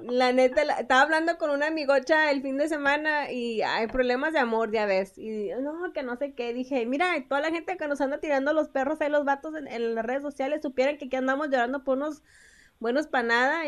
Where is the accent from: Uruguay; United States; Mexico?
Mexico; como buenos mexicanos